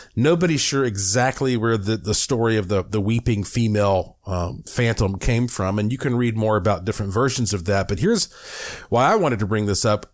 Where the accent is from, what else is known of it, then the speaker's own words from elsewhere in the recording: North Carolina, United States; I grew up in North Carolina.